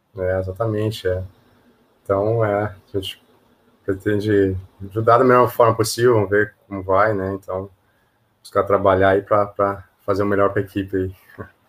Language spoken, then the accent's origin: Portuguese; Passo Fundo, Rio Grande do Sul, Brazil; moved away as an adult; now in Hong Kong; eu sou de Passo Fundo, é, interior de, do Rio Grande do Sul